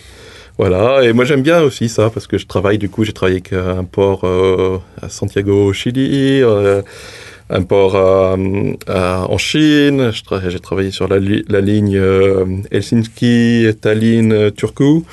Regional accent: Haute-Loire, Auvergne-Rhône-Alpes, France; moved away as an adult; now in New Zealand; J'ai grandi, en plus, je viens de Haute-Loire.

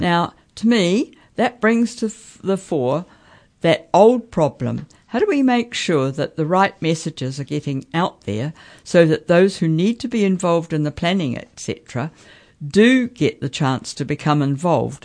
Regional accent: Central Hawke's Bay, New Zealand; growing up in Central Hawke's Bay

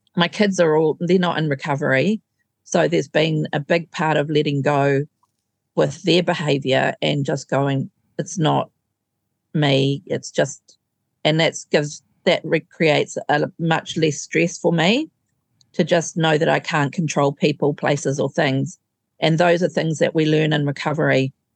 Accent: Auckland, New Zealand; I grew up in Auckland.

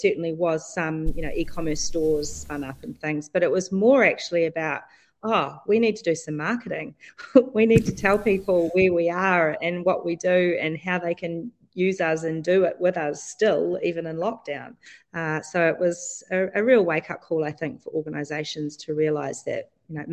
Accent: Dunedin, Otago, New Zealand; I am at Firebrand's Whare in Dowling Street in Dunedin, Otipoti, my hometown, my favourite place to be.

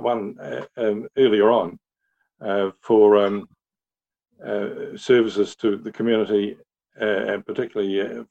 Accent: New Zealand; also born or lived in Netherlands; No, I was born in Holland, and as a 10-year-old, my family came to New Zealand

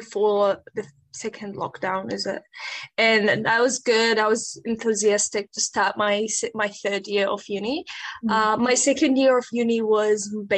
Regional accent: Iraq; now in Dunedin, New Zealand; I'm from Iraq and I am currently living in Dunedin

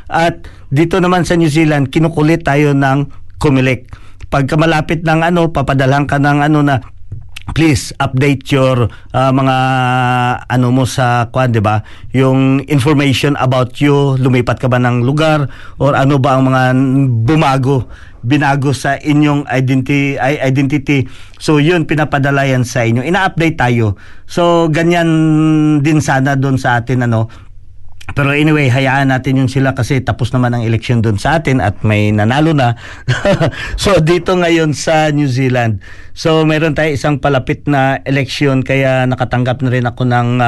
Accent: Philippines; isa ding karangalan para sa atin as a Filipino dito sa uh, area ng Canterbury

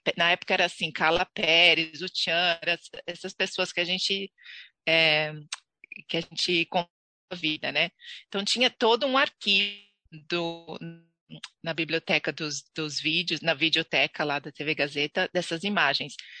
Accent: Santos, São Paulo, Brazil; moved away as an adult; now in New Zealand; nasci em Santos, ehm, litoral de São Paulo.

